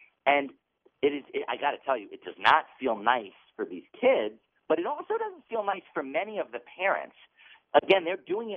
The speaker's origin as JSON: {"language": "English", "region": "Massachusetts", "country": "United States", "tie": "born or raised there", "said": "my home state of Massachusetts"}